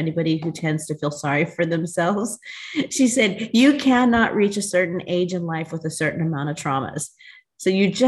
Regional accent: United States; also born or lived in Newport Beach, California; I am an American-born Latina American Indian, and I reside in Newport Beach, California with my husband of 30 years.

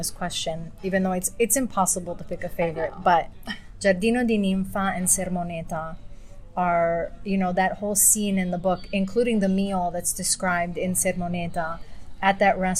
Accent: California, United States; moved away as an adult; now in Rome, Italy; I was growing up in California

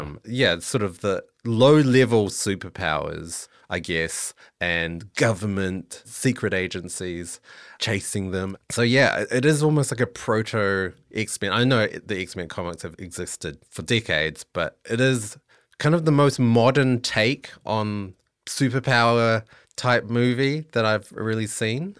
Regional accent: New Zealand; moved away; I'm originally from New Zealand

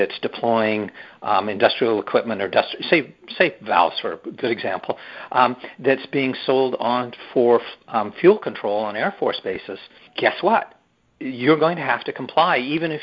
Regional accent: Canada; I'm a Canadian

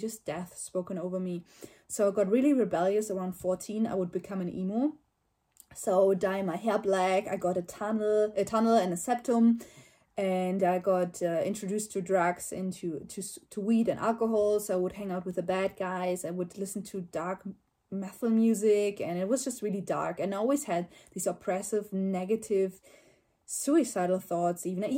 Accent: Germany; I'm from Germany

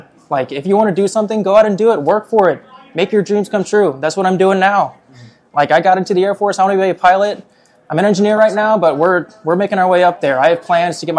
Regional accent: Cincinnati, Ohio, United States; Born and raised in Cincinnati

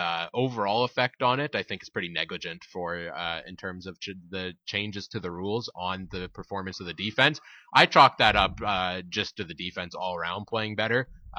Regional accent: Winnipeg, Manitoba, Canada; we're from Winnipeg

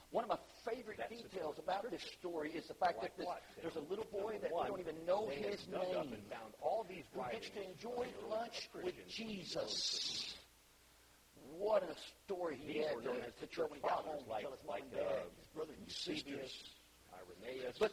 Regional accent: Arkansas, United States; I'm from Arkansas

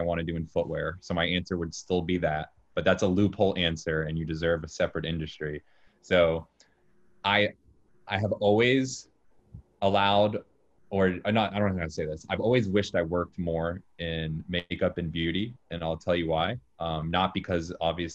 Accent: Jacksonville, Florida, United States; moved away as an adult; now in New York City, United States; I'm from Jacksonville, Florida.

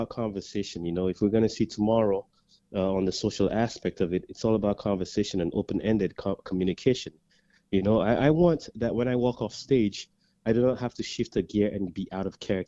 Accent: St. Lucia; now in Canada; I grew up in St. Lucia, Caribbean island St. Lucia

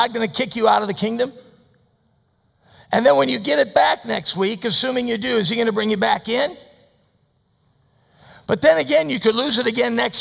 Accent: United States; as an American

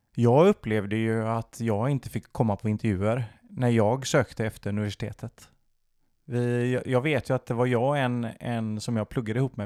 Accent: Sweden; jag kan prata svenska och jag är född i Sverige

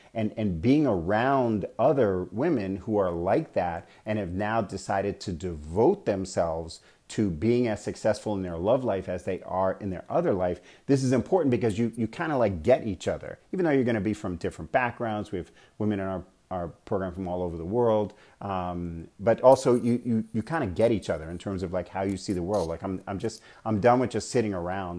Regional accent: New York, United States; moved away as an adult; also born or lived in Bay Area, California / Arizona; now in Scottsdale, United States; I was born and raised in New York

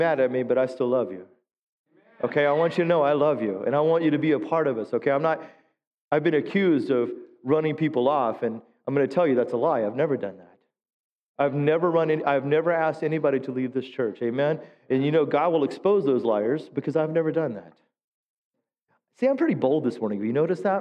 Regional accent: the South, United States; I grew up in the South

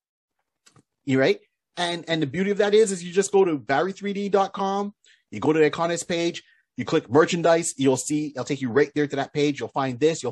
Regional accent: Canada; we're Canadian

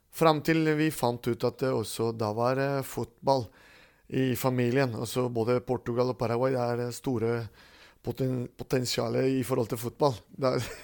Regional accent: Caracas, Capital District, Venezuela; now in Stathelle, Norway; da ble jeg født i Caracas, Venezuela

